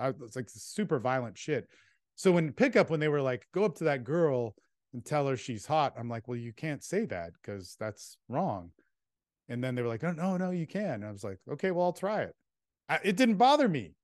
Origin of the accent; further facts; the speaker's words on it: California, United States; moved away; also born or lived in Texas; I was this kid from California that had good parents